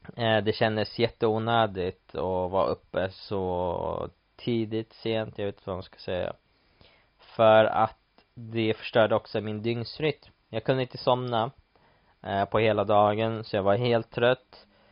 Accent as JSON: {"language": "Swedish", "town": "Stockholm", "region": "Stockholm County", "country": "Sweden", "moved": "as an adult", "lives_now": "London, United Kingdom", "said": "hemma i Stockholm"}